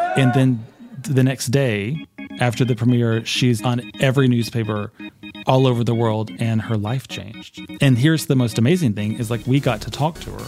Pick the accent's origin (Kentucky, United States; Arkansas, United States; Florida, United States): Arkansas, United States; I'm from Arkansas, there aren't a lot of Buddhists